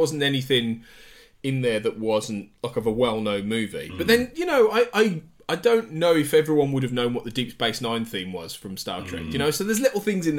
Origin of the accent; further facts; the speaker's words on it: Devizes, South West England, United Kingdom; this was in my hometown of Devizes